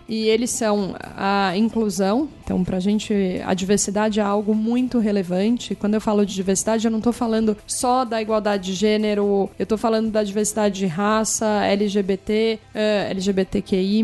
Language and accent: Portuguese; Araraquara, São Paulo, Brazil; moved away as an adult; also born or lived in United States; now in São Paulo, Brazil; Eu sou de Araraquara, então eu sou do interior.